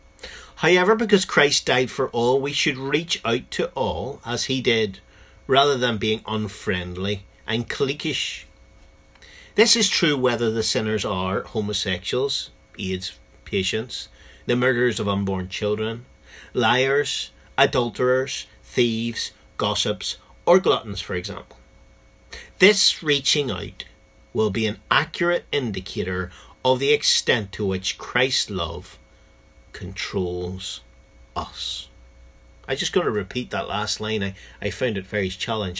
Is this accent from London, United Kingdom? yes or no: no; Northern Ireland, United Kingdom; in Northern Ireland, my home country